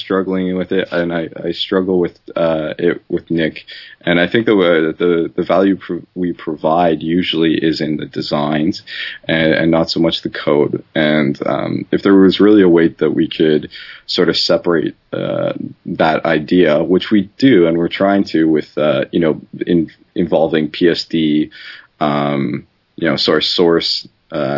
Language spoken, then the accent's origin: English; Canada; I'm Canadian